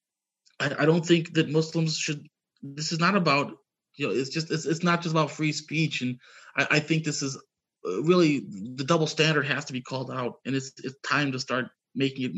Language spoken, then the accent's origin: English; United States; As a kid growing up, I remember, I grew up in the United States, was mostly Christian